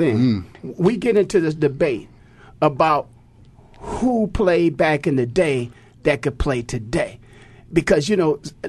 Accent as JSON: {"language": "English", "town": "Canton", "region": "Ohio", "country": "United States", "said": "I'm from Canton, Ohio, true."}